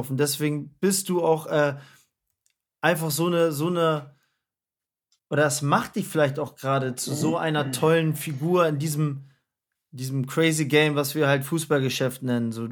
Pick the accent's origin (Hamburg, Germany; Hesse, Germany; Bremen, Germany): Bremen, Germany; ich komme aus Bremen